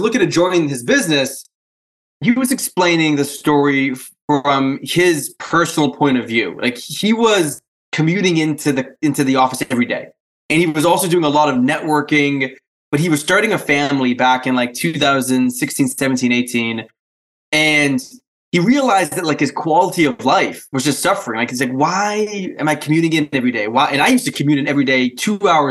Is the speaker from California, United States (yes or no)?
no; New Hampshire, United States; accent: a little Canadian, but also Polish; I grew up in a very small town in kind of the middle part of New Hampshire